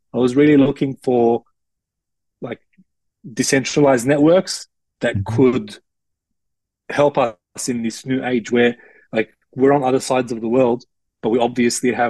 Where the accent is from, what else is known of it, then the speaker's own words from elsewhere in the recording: Australia; ethnic mix but born and raised in Australia